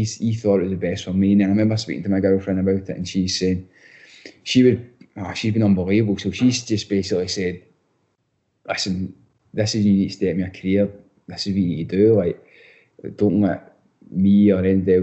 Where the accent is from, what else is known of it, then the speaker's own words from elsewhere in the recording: Scotland, United Kingdom; accent: strong (Scottish); moved away as an adult; also born or lived in Oxford, England; now in Columbus, United States; realising how strong my accent is as well. Like, when I first came out here, I keep having to tone it down because they literally can't understand the word I'm saying.